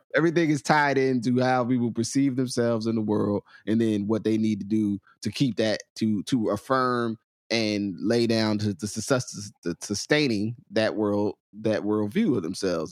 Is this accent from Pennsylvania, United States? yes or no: no; Willingboro, New Jersey, United States; accent: New Jersey; North Jersey; sometimes Southern; also born or lived in Trenton, New Jersey; I'm born on the, in Trenton. and then, so then I have, I have a Trenton layer of, of, of experience and understanding, and then I have a Willowboro layer